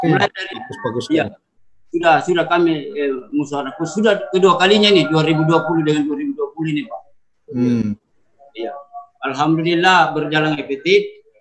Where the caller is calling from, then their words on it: Jenites, South Sulawesi, Indonesia; Kami Desa Jenites, Kabupaten Maros, Sulawesi Selata